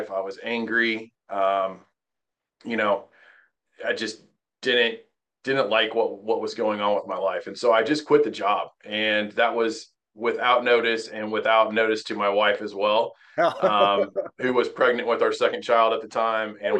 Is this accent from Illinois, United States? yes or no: no; Terre Haute, Indiana, United States; moved away as an adult; also born or lived in Wabash, Indiana; now in Mooresville, United States; grew up in Terre Haute, Indiana, which is on the western edge of the state